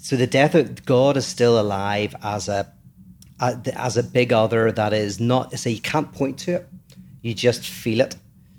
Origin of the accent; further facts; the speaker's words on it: Northern Ireland, United Kingdom; I grew up in Northern Ireland